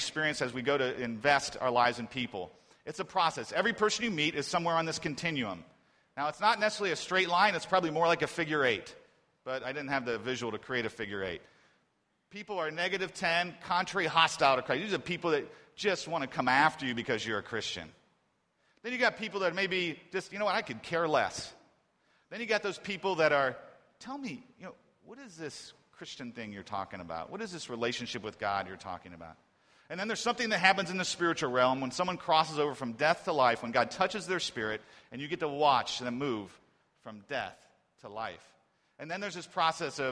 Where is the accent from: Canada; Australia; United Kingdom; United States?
United States; Columbus, Ohio; now in Beijing, China; my hometown of Columbus, Ohio. And after living here in Beijing